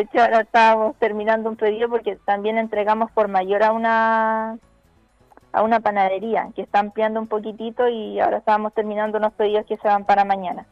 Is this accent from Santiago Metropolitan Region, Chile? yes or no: yes; Talagante, Santiago Metropolitan Region, Chile; nosotros somos de Talagante